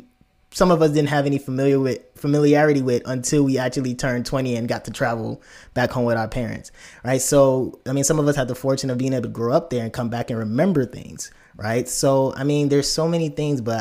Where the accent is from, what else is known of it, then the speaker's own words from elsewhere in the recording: United States; accent: American; also born or lived in Nigeria; my natural accent is my American accent